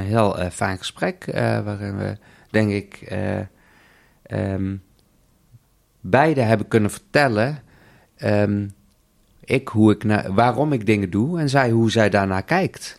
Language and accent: Dutch; South Limburg, Netherlands; also born or lived in India; now in Amsterdam, Netherlands; geadopteerd uit India, opgegroeid in Zuid-Limburg, woon in Amsterdam